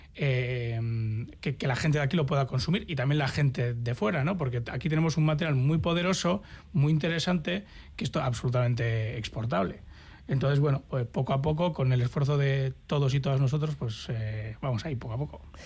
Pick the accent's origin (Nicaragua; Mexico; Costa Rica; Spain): Spain; Basque Country; esa naturaleza a la que tan asiduos somos los, los vascos y vascas